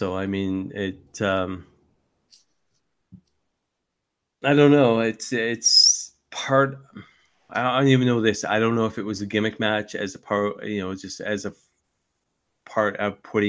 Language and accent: English; Canada; I'm a Canadian independent wrestling fan.